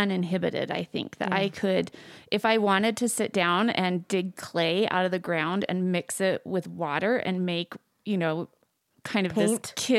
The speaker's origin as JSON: {"language": "English", "town": "Layton", "region": "Utah", "country": "United States", "tie": "born or raised there", "said": "I grew up in Utah, in northern Utah, in Layton."}